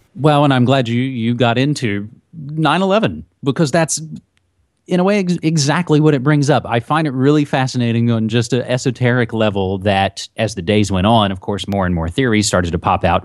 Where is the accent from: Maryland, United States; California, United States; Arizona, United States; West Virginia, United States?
West Virginia, United States; now in Oregon, United States; my home state of West Virginia